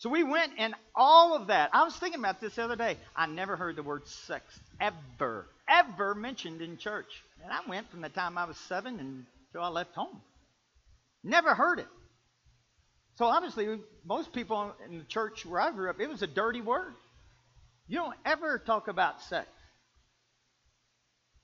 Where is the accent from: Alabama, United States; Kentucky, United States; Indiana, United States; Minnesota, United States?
Kentucky, United States; I'm from Kentucky.